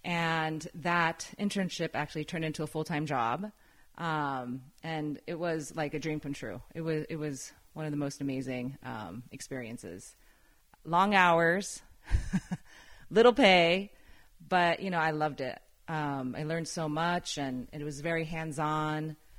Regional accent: Tokyo, Japan; It was amazing. Yeah. I mean, Tokyo in general is just, you know, it's a big city, but it's very clean and organized and it was very safe at the time.

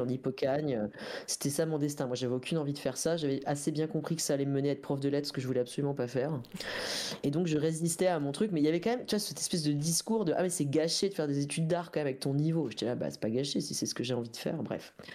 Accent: Dole, Bourgogne-Franche-Comté, France; moved away; j'ai grandi dans le Jura, tu vois, à Dole

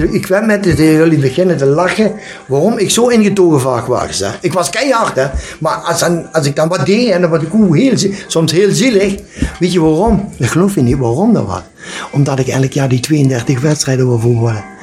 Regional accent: Limburg, Netherlands; Ik ben een Limburger. Dat moeten we heen. Het is toch belachelijk dat ik ben goede voetbal. En als ik dan plaat praat of Nederlands praat, kunnen ze me niet verstaan.

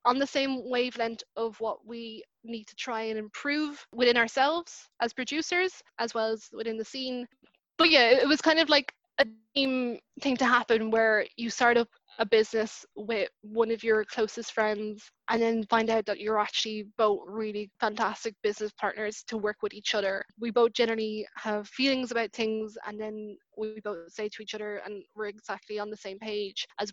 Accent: Cork, Munster, Ireland; I was born in Cork

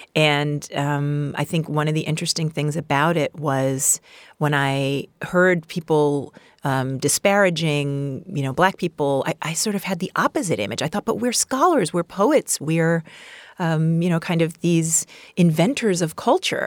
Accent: New York, United States; I'm, I'm from Queens, New, New York

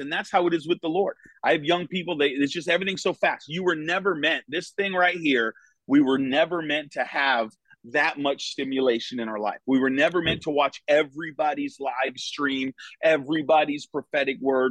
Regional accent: Connecticut, United States; moved away as an adult; now in Florida, United States; was born and raised in Connecticut.

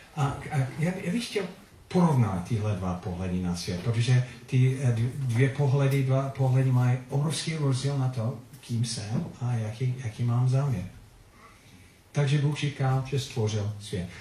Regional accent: Philippines; Czech is a second language; also born or lived in United States; now in Czech Republic; odkud pocházím, kde jsem se narodil, to bylo na Filipínách. A občanství, USA stále.

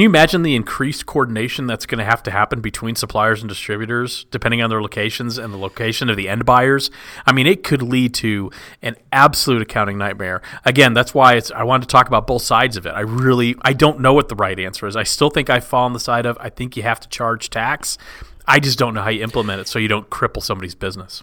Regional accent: Texas, United States; I grew up in Texas

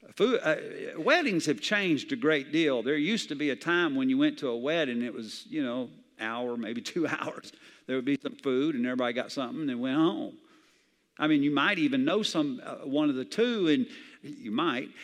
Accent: the South, United States; I grew up in the South where everybody had a Bible

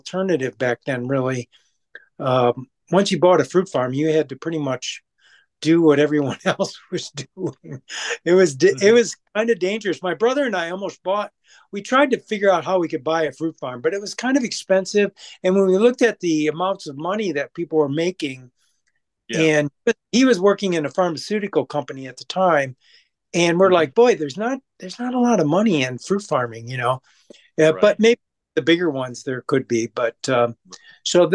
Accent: Saginaw, Michigan, United States; now in Kalamazoo, United States; I'm originally from Saginaw, Michigan, and my father and a partner of his had, we had two farms, Christmas tree farms.

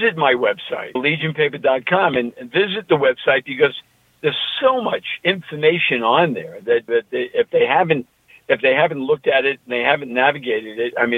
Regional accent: New York, United States; accent: New York; my New York accent

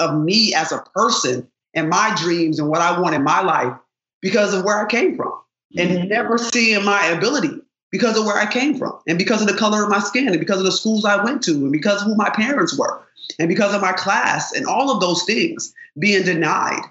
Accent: Rochester, New York, United States; I grew up in Rochester, New York.

